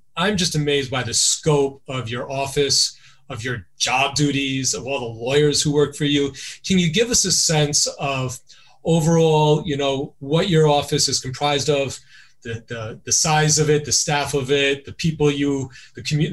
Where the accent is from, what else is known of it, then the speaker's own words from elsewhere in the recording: New York City, New York, United States; Brooklyn, my hometown